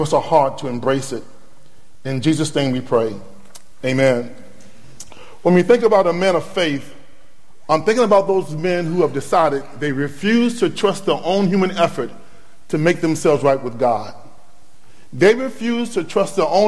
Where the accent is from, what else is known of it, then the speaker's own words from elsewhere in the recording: Norfolk, Virginia, United States; moved away as an adult; now in Rock Hill, United States; I'm originally from Norfolk, Virginia. We went to Rock Hill, South Carolina to start a church.